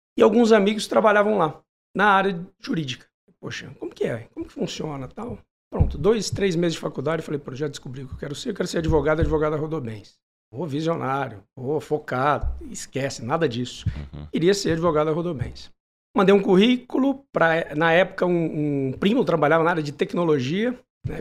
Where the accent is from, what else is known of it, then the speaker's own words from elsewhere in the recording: Manaus, Amazonas, Brazil; moved away; also born or lived in São Paulo / São José do Rio Preto; Eu nasci em São Paulo, mudei com três anos para Manaus